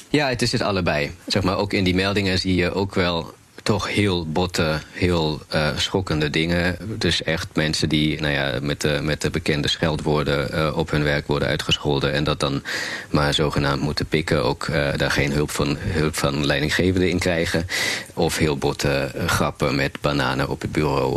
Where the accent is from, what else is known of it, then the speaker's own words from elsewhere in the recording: Berlin, Germany; now in Netherlands; ik kom uit Duitsland, uit Berlijn